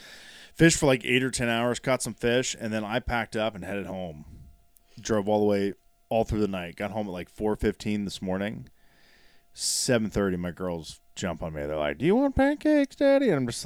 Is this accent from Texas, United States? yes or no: no; Johnstown, Ohio, United States; being from Licking County, Johnstown, Ohio, Patapsco, Ohio.